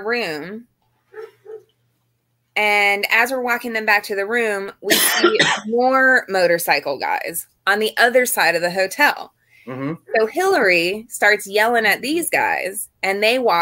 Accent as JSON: {"language": "English", "region": "Florida", "country": "United States", "said": "I'm from Florida"}